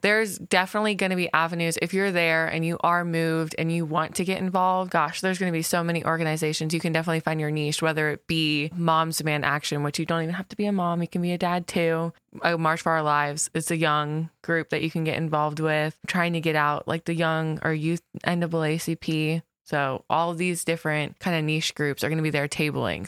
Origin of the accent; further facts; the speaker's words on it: West Melbourne, Florida, United States; I've, I've lived there pretty much, gosh, my whole life, too